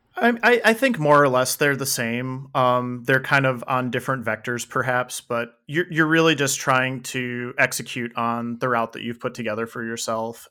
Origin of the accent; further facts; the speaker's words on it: Saint Paul, Minnesota, United States; moved away; I grew up in Saint Paul